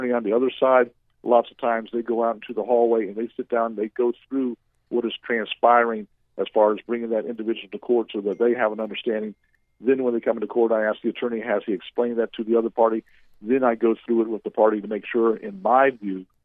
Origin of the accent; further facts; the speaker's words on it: Central Florida, United States; I grew up in the Central Florida area. I went to Boone High School